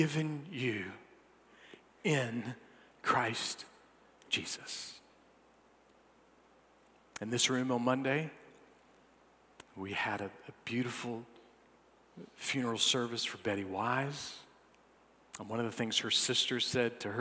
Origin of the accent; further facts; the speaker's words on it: North Augusta, South Carolina, United States; I'm some punk from North Augusta.